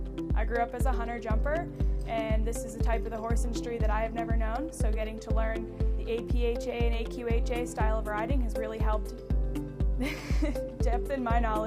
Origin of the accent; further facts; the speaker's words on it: Bellevue, Nebraska, United States; a sophomore at the University of Nebraska. I'm currently studying animal science. I'm from Bellevue, Nebraska.